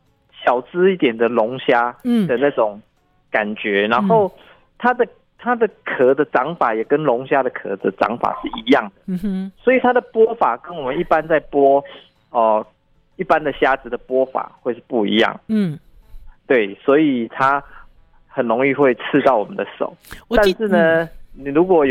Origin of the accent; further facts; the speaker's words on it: Yilan County, Taiwan; 我们宜兰湾盛产的。